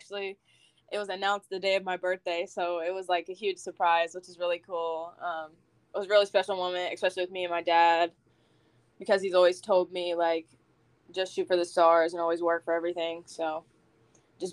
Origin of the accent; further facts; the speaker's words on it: Huntington, West Virginia, United States; also born or lived in Barboursville, West Virginia; So I grew up mainly in Huntington, moved out to Barbersville, which isn't too far. So I was always in Huntington.